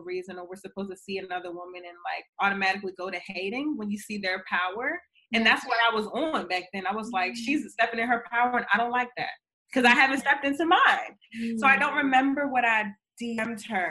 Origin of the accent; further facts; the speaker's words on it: Baltimore, Maryland, United States; I'm from Baltimore, Maryland.